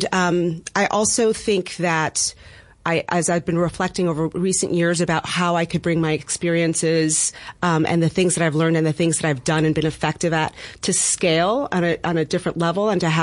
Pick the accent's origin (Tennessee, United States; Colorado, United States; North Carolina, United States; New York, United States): New York, United States; New York City; I am a native resident of Bed-Stuy